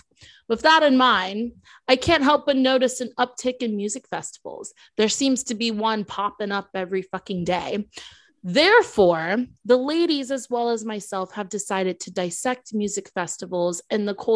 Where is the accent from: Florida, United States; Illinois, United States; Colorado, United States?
Florida, United States; also born or lived in Milwaukee, Wisconsin; I was born there. I would still say I'm from Florida.